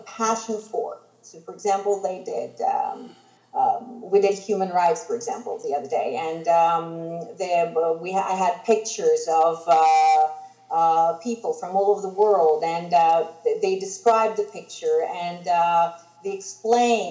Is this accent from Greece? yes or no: yes; Greece; first language Greek; English is a second language; I am Greek